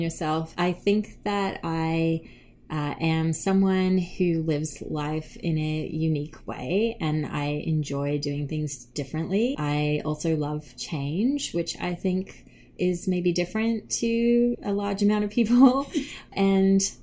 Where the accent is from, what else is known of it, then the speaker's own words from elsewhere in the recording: Australia; now in Canada; I grew up in Australia